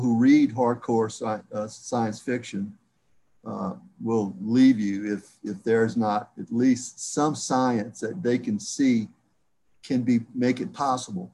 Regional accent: South Louisiana, United States; That's my heritage, but I'm from South Louisiana, so most of my heritage is French

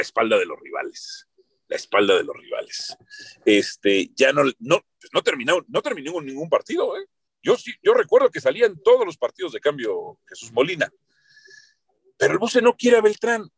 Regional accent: Mexico City, Mexico

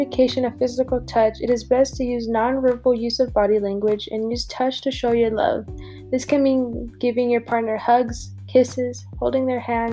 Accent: Colorado, United States; born and raised in Colorado

